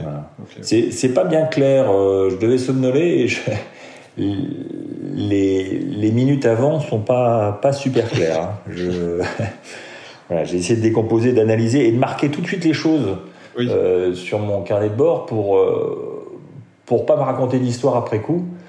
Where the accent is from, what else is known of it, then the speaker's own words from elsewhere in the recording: Metz, Grand Est, France; moved away; suis né à Metz, j'ai grandi à Metz